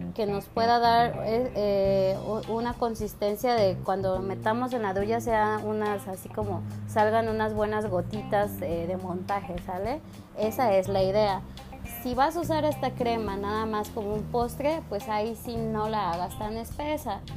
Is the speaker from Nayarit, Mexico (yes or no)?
no; Chiapas, Mexico; nosotros somos personas que venimos de Chiapas, venimos de un lugar donde está pues está cerca del mar